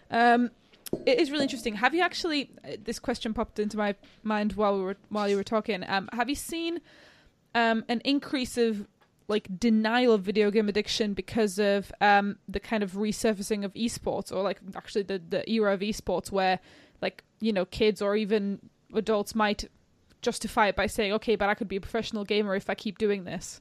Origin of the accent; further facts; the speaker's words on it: Slovakia; moved away; I'm from Slovakia